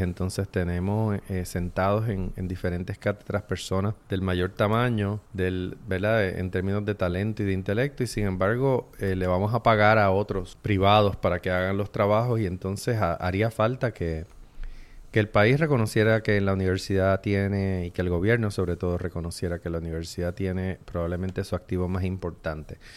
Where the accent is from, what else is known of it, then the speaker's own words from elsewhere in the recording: San Juan, Puerto Rico; nací en San Juan, me crié en Santurce